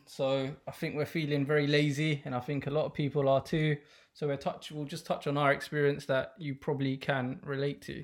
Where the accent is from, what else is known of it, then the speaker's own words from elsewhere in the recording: London, United Kingdom; I'm Bengali from South London